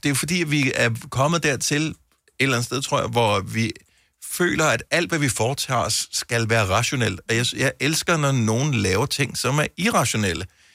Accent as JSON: {"language": "Danish", "town": "Bogense", "region": "Southern Denmark", "country": "Denmark", "tie": "born or raised there", "said": "jeg er opvokset i Bogense"}